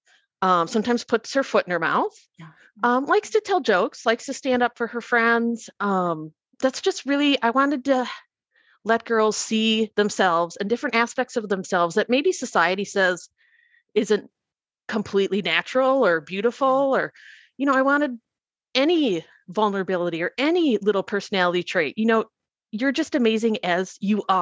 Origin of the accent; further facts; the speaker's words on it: Minnesota, United States; accent: Minnesota; my, you know, irritating Minnesota accent